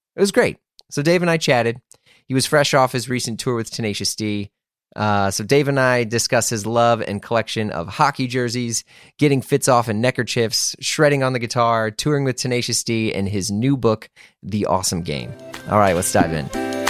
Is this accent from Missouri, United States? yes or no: yes; St. Louis, Missouri, United States; I grew up in Saint Louis